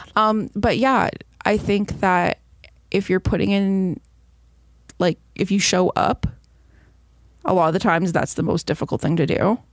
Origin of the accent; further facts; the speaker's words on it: Belleville, Ontario, Canada; my hometown